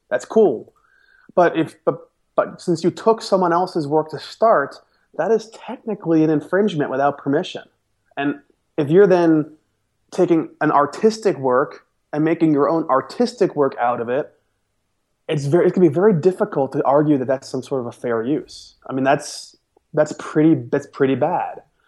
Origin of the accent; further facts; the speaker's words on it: New York, United States; moved away; I'm, I'm from New York, and even though they say soda there as, as the generic word